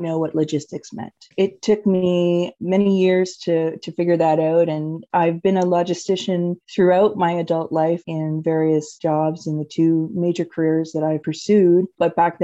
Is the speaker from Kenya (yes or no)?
no; Cornwall, Ontario, Canada; moved away; I'm originally from Cornwall, Ontario, a very small town